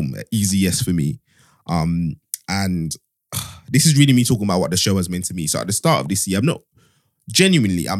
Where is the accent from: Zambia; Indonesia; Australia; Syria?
Zambia; moved away; I was born in a small town in Zambia, which like a country that loads of people don't even know